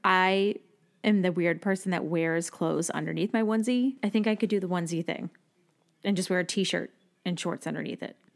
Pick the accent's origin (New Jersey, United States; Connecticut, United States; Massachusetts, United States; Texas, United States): Massachusetts, United States; moved away; growing up in Massachusetts, when I was in high school, our class trip every year was to Six Flags